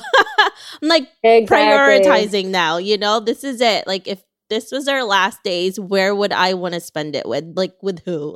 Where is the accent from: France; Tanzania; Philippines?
Philippines; moved away; when I was growing up in the Philippines, there was a lot of nature.